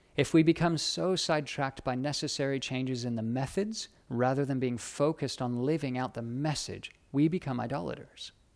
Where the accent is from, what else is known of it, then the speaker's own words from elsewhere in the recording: United States; moved away as an adult; also born or lived in United Kingdom; now in Australia; being an American, studying in America